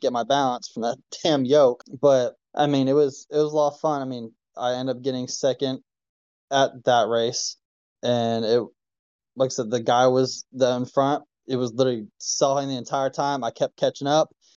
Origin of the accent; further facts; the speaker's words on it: Ohio, United States; now in Kentucky, United States; It's Ohio, that's my state